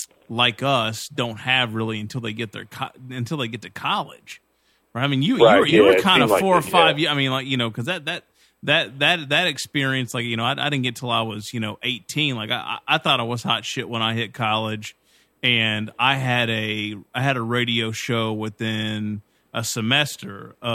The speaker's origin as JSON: {"language": "English", "town": "Glasgow", "region": "Kentucky", "country": "United States", "also_born_or_lived": "Bowling Green, Kentucky", "said": "So I'm from Glasgow, Kentucky, but you would say, you know, I'm from Barron County"}